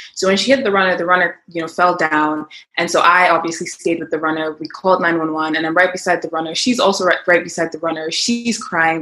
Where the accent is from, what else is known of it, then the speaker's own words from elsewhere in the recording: Nigeria; moved away as an adult; now in United States; I basically grew up in Nigeria. I lived my whole life in Nigeria, and then I came to the U.S. for college.